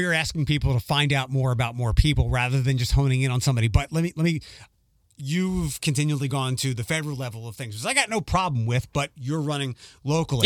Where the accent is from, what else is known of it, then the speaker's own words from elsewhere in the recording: Philadelphia, Pennsylvania, United States; moved away; when I was growing up in Philadelphia